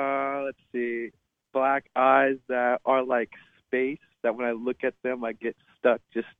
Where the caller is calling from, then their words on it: Los Angeles, California, United States; I'm calling from Los Angeles.